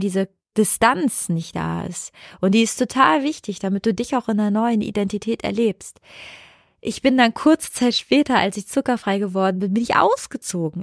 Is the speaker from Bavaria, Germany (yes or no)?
no; Cologne, North Rhine-Westphalia, Germany; Ich bin aus dem Haus in Köln bei meiner Mama weggezogen.